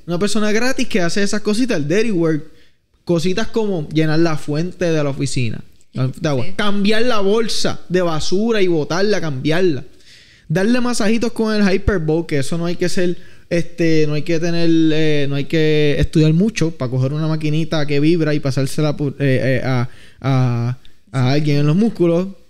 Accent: Vega Baja, Puerto Rico; soy de Vega Baja

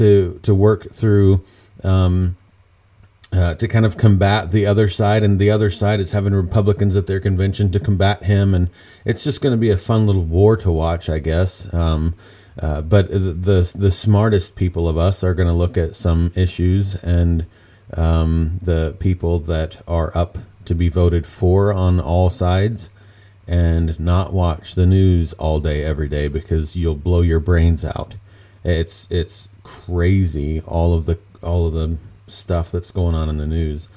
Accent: Indiana, United States; I grew up in Indiana

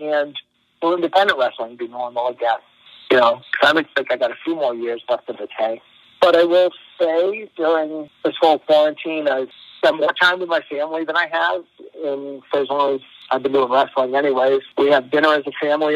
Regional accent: Massachusetts, United States; I grew up in Massachusetts my whole life

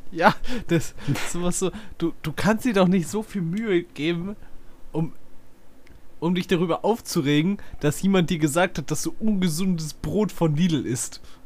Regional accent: Northern Germany, Germany; bei uns in Norddeutschland gibt es auch schon immer so, so hier Oktoberfest, Bayernwoche und sowas

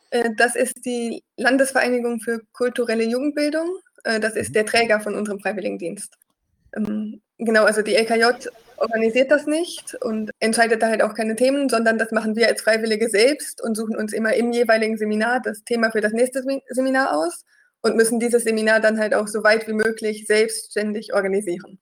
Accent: North Rhine-Westphalia, Germany; moved away as an adult; also born or lived in Eichsfeld; Ich komme ursprünglich aus NRW

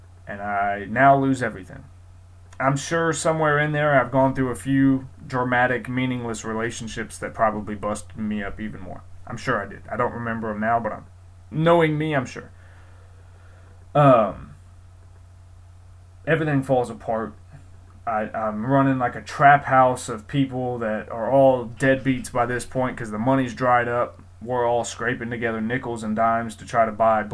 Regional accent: Columbus, Ohio, United States; also born or lived in Galloway, Ohio; I grew up in Columbus, Ohio, but I'm from Galloway, Ohio

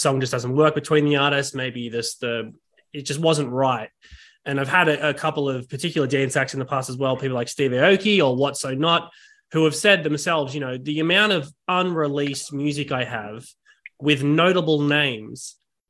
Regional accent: Australia; accent: Australian; my Australian accent

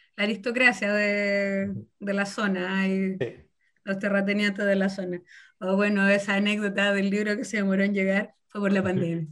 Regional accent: Chillán, Ñuble, Chile; now in Concepción area, Chile; yo soy de Chillán

